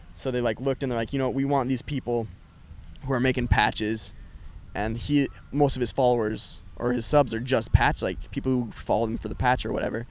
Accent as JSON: {"language": "English", "region": "Utah", "country": "United States", "said": "I'm from Utah"}